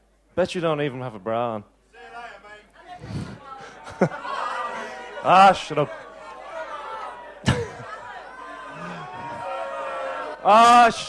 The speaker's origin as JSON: {"language": "English", "town": "Dublin", "region": "Leinster", "country": "Ireland", "said": "I'm actually from Dublin, not fucking Scotland at all"}